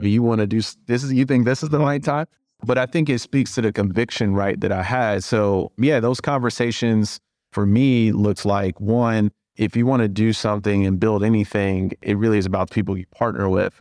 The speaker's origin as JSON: {"language": "English", "town": "Cleveland", "region": "Ohio", "country": "United States", "also_born_or_lived": "Indiana", "moved": "as an adult", "lives_now": "Chicago, United States", "said": "I'm from Cleveland."}